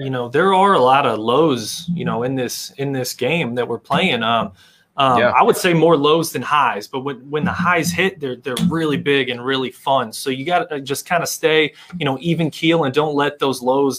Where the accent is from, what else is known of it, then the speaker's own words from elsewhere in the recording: St. Charles, Missouri, United States; moved away; So I'm from St. Charles, Missouri.